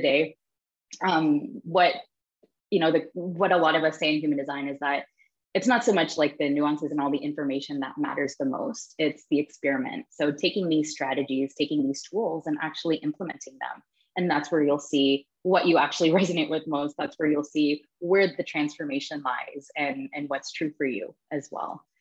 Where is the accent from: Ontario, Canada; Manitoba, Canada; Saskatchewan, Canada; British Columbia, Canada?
Ontario, Canada; Toronto; now in Barcelona, Spain; I'm originally from Toronto, Canada, but I'm currently living in Barcelona with my husband and my four year old daughter